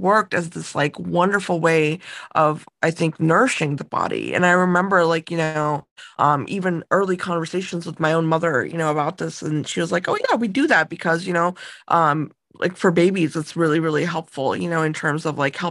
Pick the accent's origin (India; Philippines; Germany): India; moved away; I was born in India, and I grew up with like kind of a lot of the Eastern traditions